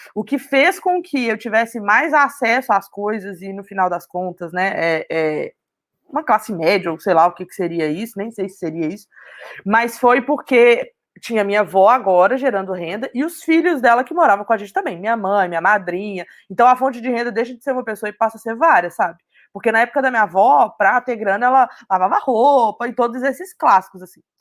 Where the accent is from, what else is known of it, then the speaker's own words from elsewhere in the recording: Belo Horizonte, Minas Gerais, Brazil; Eu sou de Minas, então é, eu tive a oportunidade, mesmo morando em BH, que é a capital